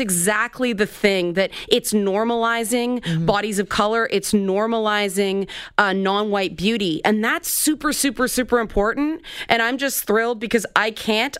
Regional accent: Toronto, Ontario, Canada; a black person living where I grew up in the Jane Finch neighborhood

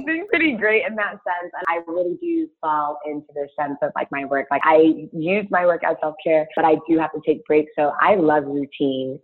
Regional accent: Ghana; now in Chicago, United States; I'm Ghanaian and I use shea butter as a child

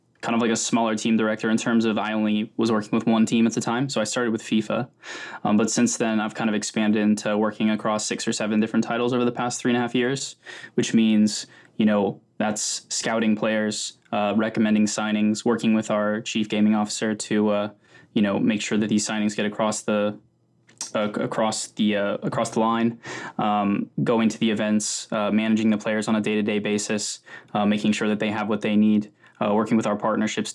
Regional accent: Wichita, Kansas, United States; now in London, United Kingdom; I'm actually from Wichita, Kansas, originally

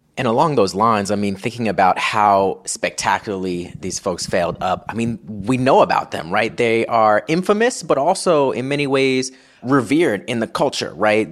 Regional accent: Florida, United States; also born or lived in Long Island, New York; I was born in Long Island, moved down to Florida when I was just one years

